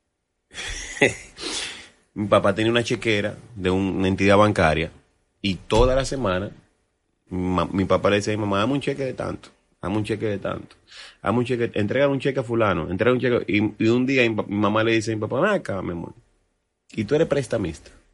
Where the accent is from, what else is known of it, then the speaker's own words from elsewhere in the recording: Dominican Republic; yo soy un artista dominicano, y yo soy hijo de …